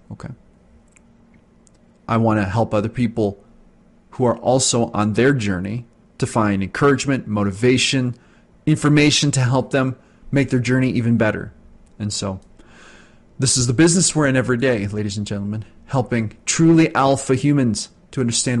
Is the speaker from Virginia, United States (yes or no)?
no; New York City, New York, United States; They don't know I grew up in the Bronx, had to feed myself as a child while my father was away working